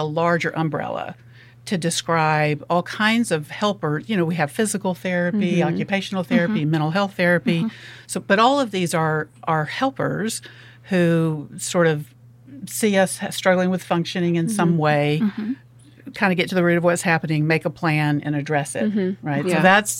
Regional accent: Alabama, United States; moved away as an adult; also born or lived in Memphis, Tennessee; now in Oxford, United States; I'm originally from Alabama, went to college in Memphis, ended up in Tennessee until moving down here

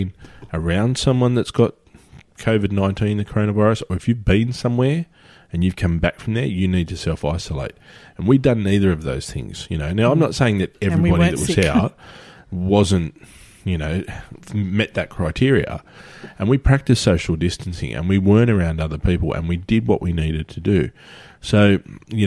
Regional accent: Australia; everyone knows we're Australian

